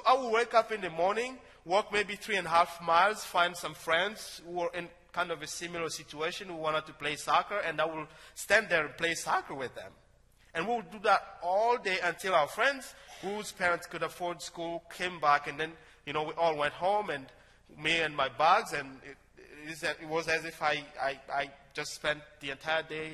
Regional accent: DR Congo; moved away as an adult; now in United States; In my hometown, one of the businesses there is digging for gold. As surprising as it sounds, Congo has so many mineral resources

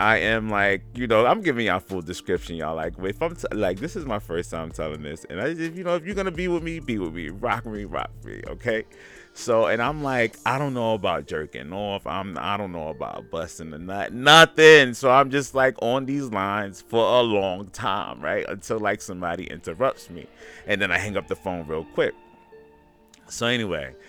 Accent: New York City, New York, United States; I'm from Gowanus Projects.

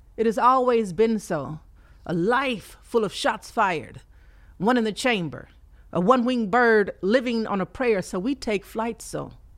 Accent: Fort Worth, Texas, United States; now in Houston, United States; born and raised in fort worth texas okay uh, i moved to houston maybe about nine years ago

